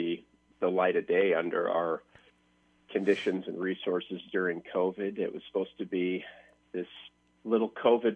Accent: Iowa, United States; moved away; I went back to my hometown in Iowa

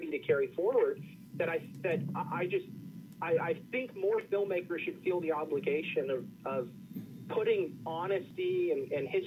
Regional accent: Kansas, United States; I grew up in Kansas

